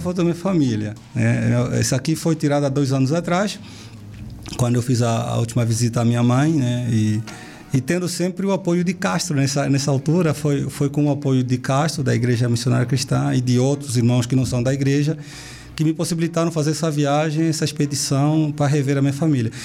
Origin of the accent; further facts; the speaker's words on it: Benguela, Angola; moved away as an adult; also born or lived in Ganda, Angola / Brazil; now in Europe; Sou de Benguela, sou menino do interior de Benguela, sou de uma cidade chamada Ganda, no interior de Benguela ainda, mais distante. Mas eu cresci em Benguela desde os 10 anos.